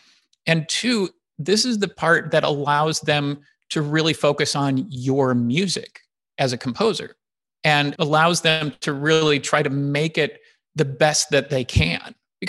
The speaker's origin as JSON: {"language": "English", "region": "Illinois", "country": "United States", "tie": "born or raised there", "said": "I grew up outside of Chicago. So I went back to Chicago"}